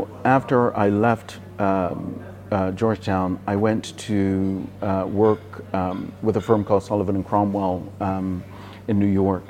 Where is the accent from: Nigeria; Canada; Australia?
Nigeria; Enugu, Enugu State; moved away as an adult; now in United States; So I grew up in Enugu and went to all the way through school, all the way through college